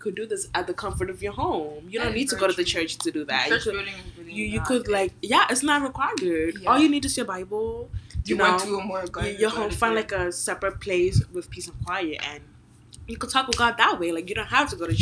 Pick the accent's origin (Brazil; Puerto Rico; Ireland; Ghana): Ghana; I'm Ghanaian